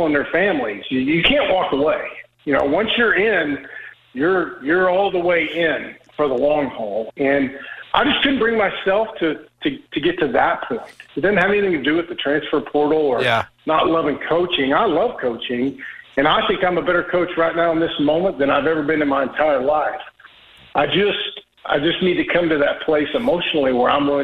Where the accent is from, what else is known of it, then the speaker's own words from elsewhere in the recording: Oklahoma, United States; I'm from Oklahoma